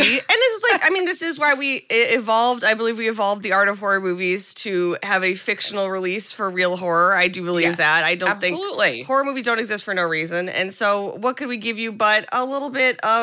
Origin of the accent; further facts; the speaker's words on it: United States; as an American